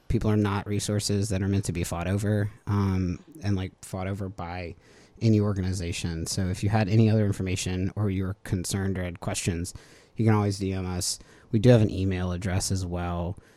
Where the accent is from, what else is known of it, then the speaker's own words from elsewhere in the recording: Baton Rouge, Louisiana, United States; also born or lived in New Orleans; I'm from Louisiana in general. I grew up in Baton Rouge